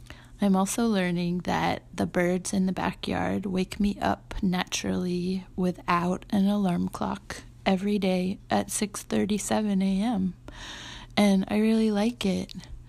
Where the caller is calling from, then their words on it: New York City, New York, United States; I'm calling from Brooklyn, New York